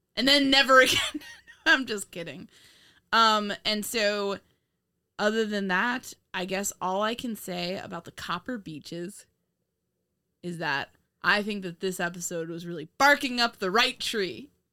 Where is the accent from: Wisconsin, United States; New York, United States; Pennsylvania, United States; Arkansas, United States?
New York, United States; moved away as an adult; also born or lived in Virginia; now in Indiana, United States